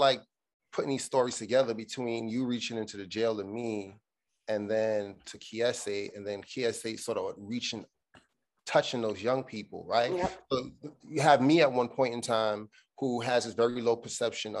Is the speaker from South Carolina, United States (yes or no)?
no; New York City, New York, United States; I'm from Brooklyn, we grew up in Brooklyn